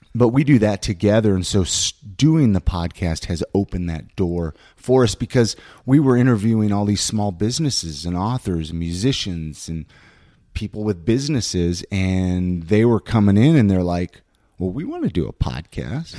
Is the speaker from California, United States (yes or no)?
yes; Ventura, California, United States; now in Utah, United States; I was born and raised in Southern California